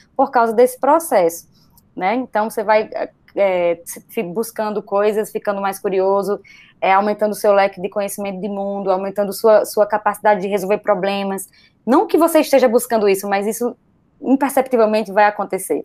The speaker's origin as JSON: {"language": "Portuguese", "country": "Brazil", "said": "Somos brasileiros"}